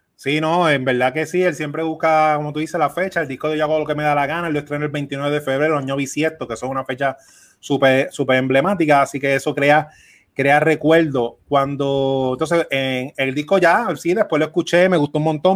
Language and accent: Spanish; Puerto Rico; Mar y yo somos dos puertorriqueños, yo aquí en Puerto Rico